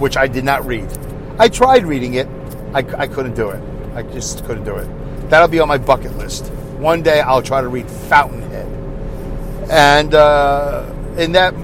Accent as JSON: {"language": "English", "town": "New York City", "region": "New York", "country": "United States", "tie": "born or raised there", "said": "growing up in New York City, I've been in a lot of apartment buildings"}